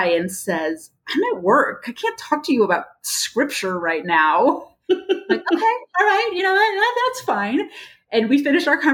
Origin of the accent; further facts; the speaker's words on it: California, United States; I grew up in California, this big Baptist church